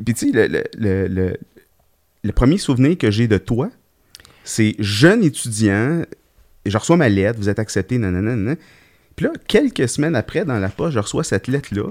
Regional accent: Laval, Quebec, Canada; also born or lived in California, United States / Gatineau; je suis un, lavallois d'adoption. Donc, j'ai passé toute mon enfance aussi euh, à Laval.

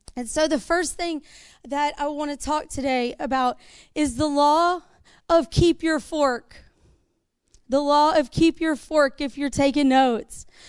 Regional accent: the South, United States; We're from the South

